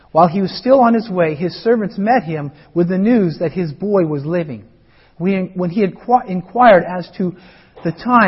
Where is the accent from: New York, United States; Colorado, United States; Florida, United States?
Colorado, United States; as I grew up in Colorado